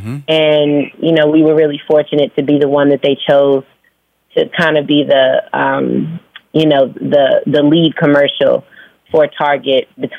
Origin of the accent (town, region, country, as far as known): Phoenix, Arizona, United States; born or raised there; also born or lived in Virginia; now in Atlanta, United States